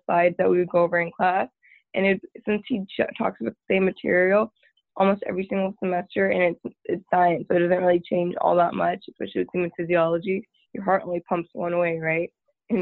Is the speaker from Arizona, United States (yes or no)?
no; Tyler, Texas, United States; moved away as an adult; now in Waco, United States; I'm from Tyler, Texas, which is about 2.5 hours northeast from Waco